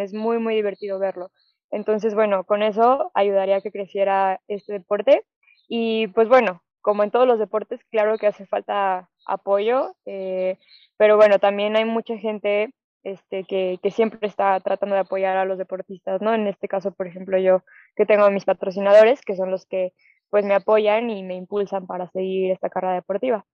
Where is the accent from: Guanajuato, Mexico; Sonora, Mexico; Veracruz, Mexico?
Guanajuato, Mexico; León; soy de León, aquí no tenemos playa